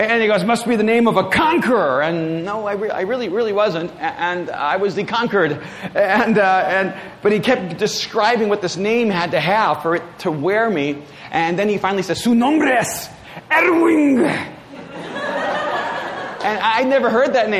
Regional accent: El Salvador; moved away; my grandparents were raising me in El Salvador

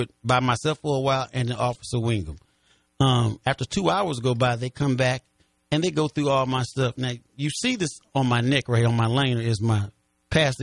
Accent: Chicago, Illinois, United States; now in St. Louis, United States; I'm from Chicago

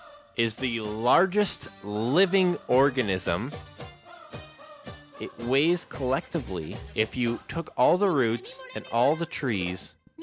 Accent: West Kelowna, British Columbia, Canada; near my hometown of Kelowna. And I say near because I grew up in West Side.

